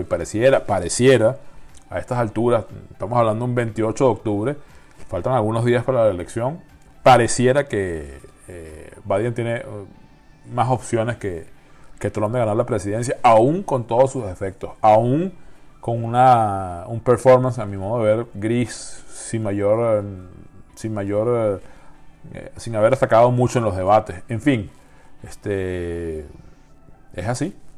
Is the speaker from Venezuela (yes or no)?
yes; Venezuela; la venezolana, por la situación que todos conocemos en mi país